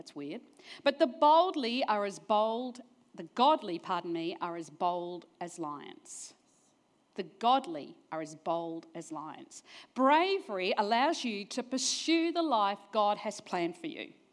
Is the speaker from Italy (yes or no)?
no; New Zealand; born there; I was born in New Zealand, never mind, but got smart, New Zealand.